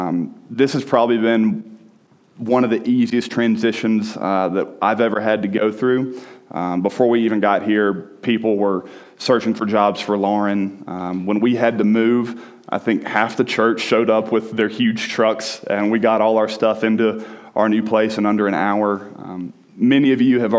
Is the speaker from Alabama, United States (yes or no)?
yes; Birmingham, Alabama, United States; moved away as an adult; now in Colorado, United States; So I am from Birmingham, Alabama. I grew up there. I spent almost 26 years there.